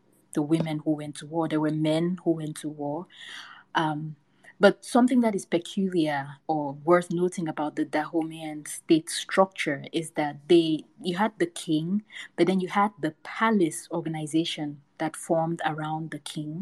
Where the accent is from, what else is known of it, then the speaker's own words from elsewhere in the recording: Cameroon; moved away as an adult; now in United States; I was born and raised in Cameroon, which is a West African country. I only moved to the US when I was 20.